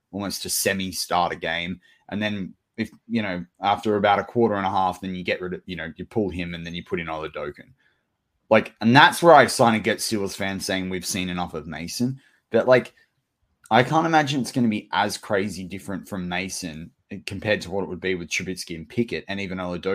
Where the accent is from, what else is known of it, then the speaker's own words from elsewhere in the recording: Australia; as an Australian